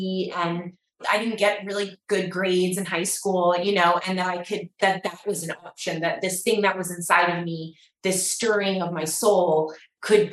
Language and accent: English; Atlanta, Georgia, United States; So I grew up in Atlanta